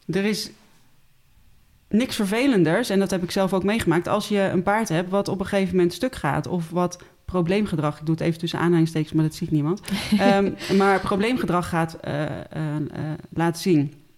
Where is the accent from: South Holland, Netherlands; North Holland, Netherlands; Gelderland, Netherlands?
North Holland, Netherlands; Den Helder; moved away as an adult; now in Utrecht, Netherlands; ik ben opgegroeid in Den Helder